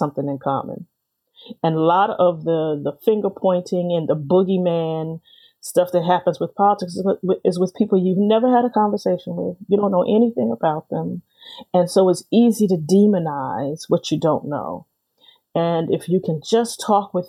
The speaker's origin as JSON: {"language": "English", "town": "New York City", "region": "New York", "country": "United States", "tie": "born or raised there", "said": "I grew up in the Brooklyn of the smoke-filled rooms, of machine politics."}